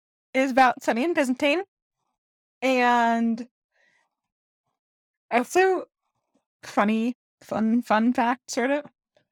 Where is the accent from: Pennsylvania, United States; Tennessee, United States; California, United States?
California, United States; moved away; also born or lived in Georgia / Louisiana; I've never written a book in California, where I like grew up. I guess I did kind of write one in the South, but not in like Georgia or even Louisiana where I've lived.